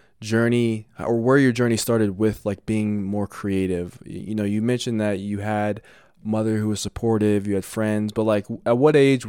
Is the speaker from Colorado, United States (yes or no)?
yes; Colorado, United States; I'm from Colorado